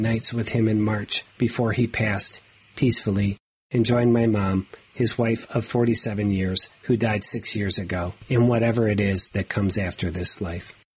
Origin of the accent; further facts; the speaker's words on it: Ohio, United States; my home state of Ohio